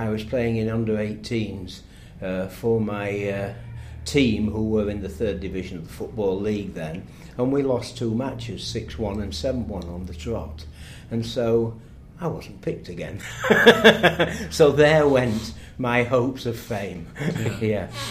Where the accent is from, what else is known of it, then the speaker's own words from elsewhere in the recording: Doncaster, Yorkshire and the Humber, United Kingdom; the squash club in my hometown of Doncaster